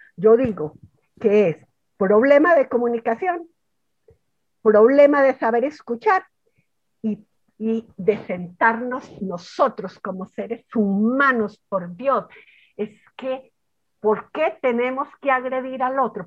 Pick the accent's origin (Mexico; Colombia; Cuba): Colombia; yo sigo en mi país